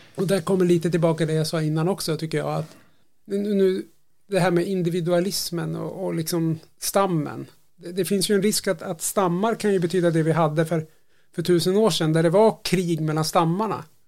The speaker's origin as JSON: {"language": "Swedish", "country": "Sweden", "said": "jag som svensk"}